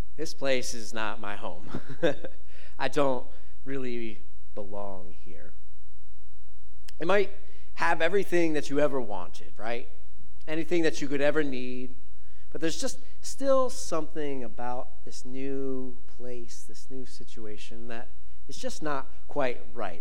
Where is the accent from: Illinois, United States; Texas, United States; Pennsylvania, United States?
Pennsylvania, United States; Philadelphia; moved away as an adult; now in Fort Pierce, United States; I moved to, to Florida in 2011 from uh, a small town called Philadelphia